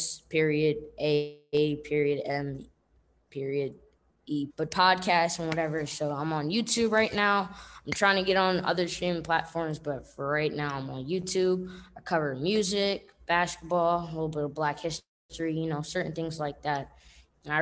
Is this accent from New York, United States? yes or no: yes; New York City, New York, United States; I'm from Brooklyn, you know, I'm from Bed-Stuy, most specifically.